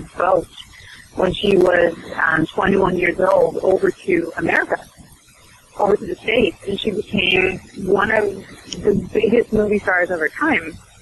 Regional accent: Sweden; I'm from Sweden

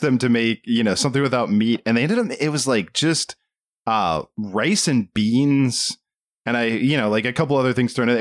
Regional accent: Southern Maryland, United States; we grew up in Southern Maryland where, you know, a lot of hunting in the culture.

